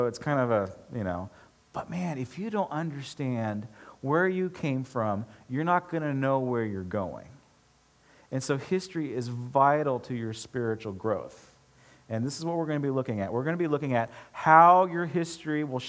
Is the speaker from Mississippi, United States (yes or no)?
no; Pomona, California, United States; born or raised there; also born or lived in Bakersfield, California